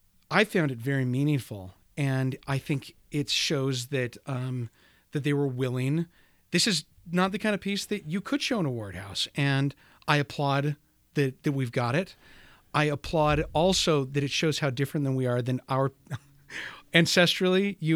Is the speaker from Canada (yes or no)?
no; Bountiful, Utah, United States; here locally growing up in Bountiful, Utah, I would have never encountered.